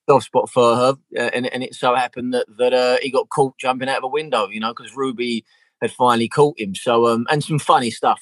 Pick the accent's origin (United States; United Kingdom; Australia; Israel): United Kingdom; London; I'm from Southeast London, so like our accent was very very similar